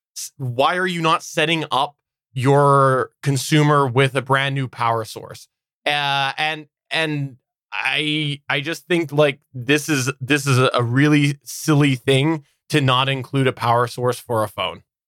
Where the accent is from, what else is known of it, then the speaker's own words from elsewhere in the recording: Canada; as a Canadian, you know, the schools like to preach that.